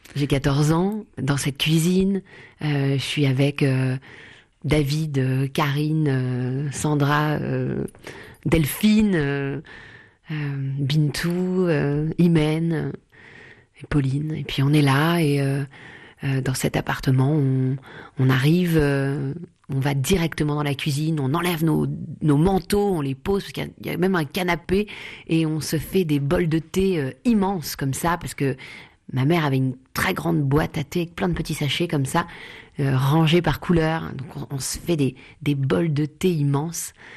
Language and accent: French; Paris, Île-de-France, France; 110 rue du Faubourg Poissonnière, c'est là où j'ai grandi